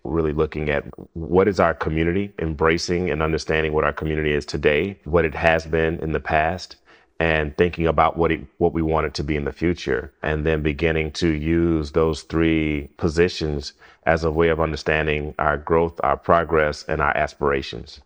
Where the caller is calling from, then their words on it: Utica, Mississippi, United States; I am calling from Utica, uh, Mississippi